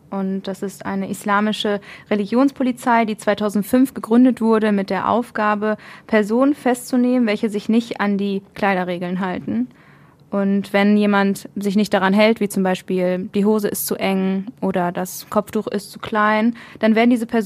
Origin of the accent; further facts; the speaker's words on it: Essen, North Rhine-Westphalia, Germany; now in Witten, Germany; Ja, ich war mein ganzes Leben in Essen, habe dort mein Abitur gemacht, meine Berufsausbildung und ja, jetzt bin ich fürs Studium nach Witten gezogen.